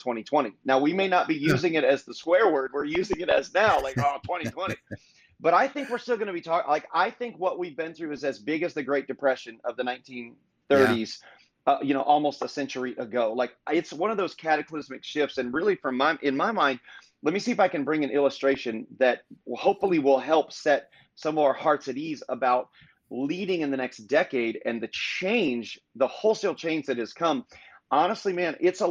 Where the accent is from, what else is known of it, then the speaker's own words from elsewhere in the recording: Indiana, United States; moved away as an adult; now in Fort Myers, United States; born and raised in Indiana, small town, moved to Southwest Florida, Fort Myers, Florida, specifically 20 years ago